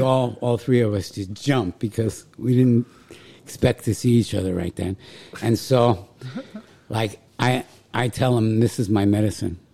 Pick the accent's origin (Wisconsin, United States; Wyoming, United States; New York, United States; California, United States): New York, United States; New York City; moved away; also born or lived in Vermont / Gainesville, Florida; I grew up in New York City